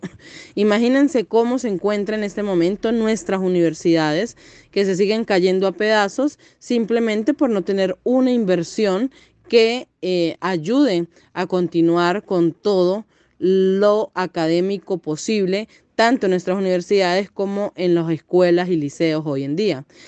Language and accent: Spanish; Venezuela; la grave situación que tenemos dentro de nuestro país